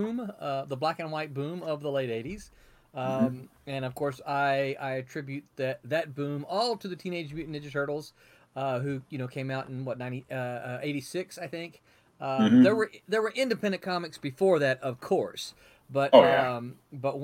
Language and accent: English; Mississippi, United States; accent: Southern; moved away as an adult; also born or lived in Memphis, Tennessee / California; I'm from the South. I grew up in Mississippi, born in Memphis, grew up in Mississippi